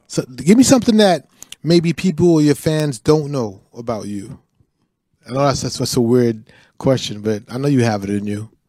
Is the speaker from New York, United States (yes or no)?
yes; New York City, New York, United States; my neighborhood where I grew up in Brooklyn